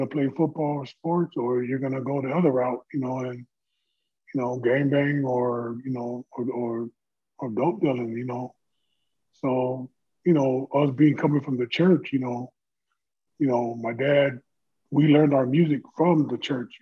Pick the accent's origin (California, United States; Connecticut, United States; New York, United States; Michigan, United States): California, United States; Carson; I'm born and raised in Carson, California.